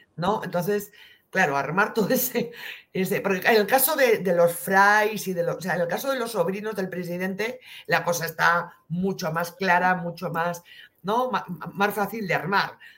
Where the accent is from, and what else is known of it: Spain